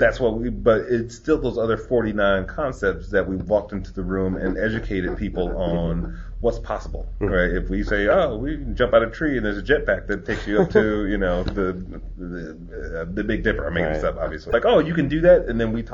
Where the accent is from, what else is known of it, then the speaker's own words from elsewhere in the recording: Detroit, Michigan, United States; moved away as an adult; now in California, United States; I grew up in Detroit